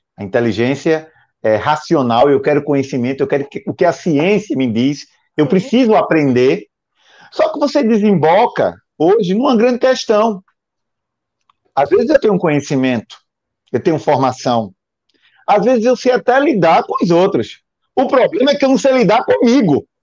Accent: Recife, Pernambuco, Brazil; eu sou do Recife

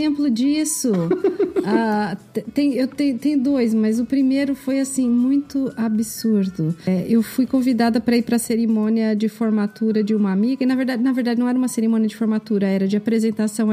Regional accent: Brazil; moved away; eu também sou brasileira

